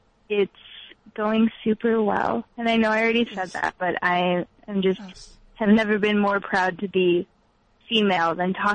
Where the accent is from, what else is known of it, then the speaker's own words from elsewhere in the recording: Chicago, Illinois, United States; moved away; I grew up in Chicago, but I lived elsewhere for a long time, and now that I'm back